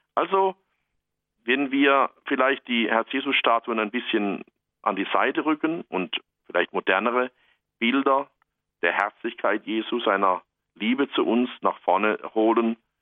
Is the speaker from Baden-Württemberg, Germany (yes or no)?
yes; Black Forest, Baden-Württemberg, Germany; hier bei uns im Schwarzwald